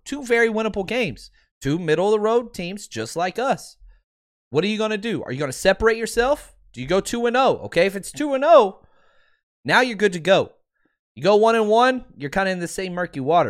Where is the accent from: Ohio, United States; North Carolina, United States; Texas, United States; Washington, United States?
Texas, United States; Dallas; I'm from Dallas